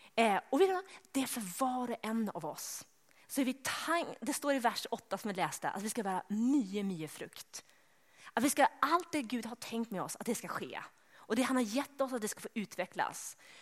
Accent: Sweden; eftersom jag är svensk så pratar jag sådär svarsk

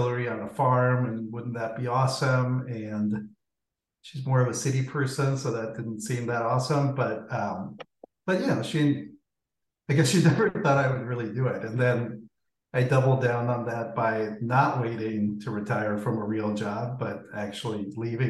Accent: Guatemala; moved away; I grew up in Guatemala

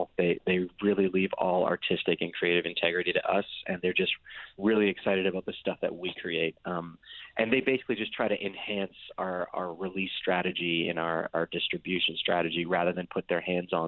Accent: Windsor, Ontario, Canada; we're from Windsor, and it's right across the border from Detroit, Michigan

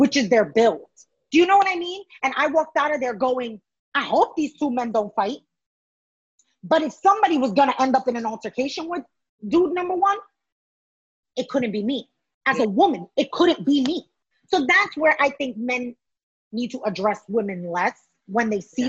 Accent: New York City, New York, United States; myself as a New Yorker

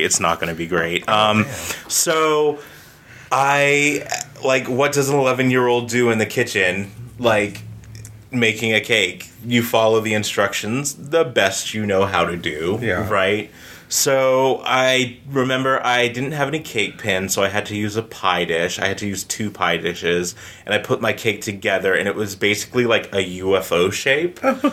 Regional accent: Townsend, Massachusetts, United States; also born or lived in Georgia; now in Austin, United States; I grew up in Massachusetts

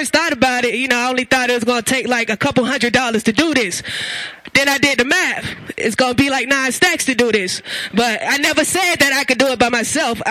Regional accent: Atlanta, Georgia, United States; I grew up in Attaville, Zone 4, right over there around the way by Bankhead

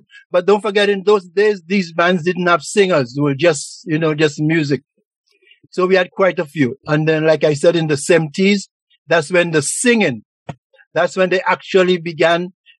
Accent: St. Lucia; now in Montreal, Canada; growing up in St. Lucia

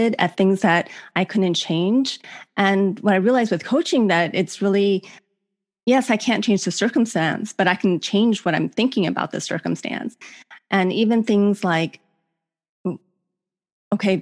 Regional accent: Cleveland, Ohio, United States; moved away as an adult; also born or lived in Virginia; I grew up in Cleveland

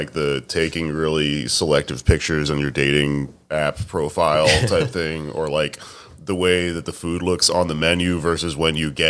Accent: Texas, United States; I'm from Texas.

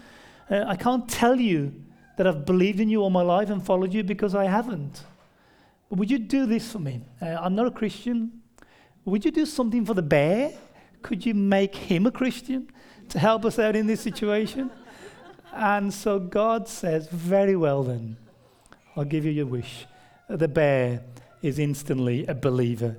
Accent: near Birmingham, West Midlands, United Kingdom; accent: near Birmingham; it's near Birmingham in the UK, so central Britain, that's where it's located

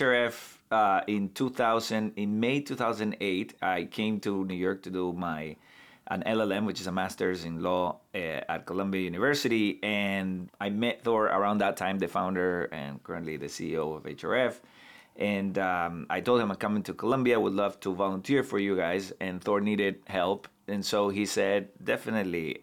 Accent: Santa Cruz de la Sierra, Santa Cruz, Bolivia; moved away as an adult; now in United States; from my hometown in Bolivia, which is the, the second largest city in the country

